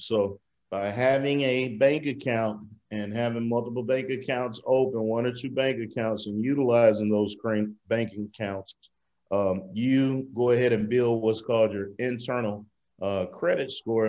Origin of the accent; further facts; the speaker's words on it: Mississippi, United States; moved away as an adult; I moved here from Mississippi in 2004 to go to High Tech Institute, where I learned computer networking and security and got a degree in that.